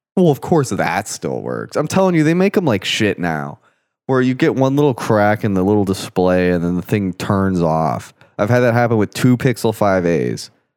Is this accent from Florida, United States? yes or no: yes; Florida, United States; growing up in Florida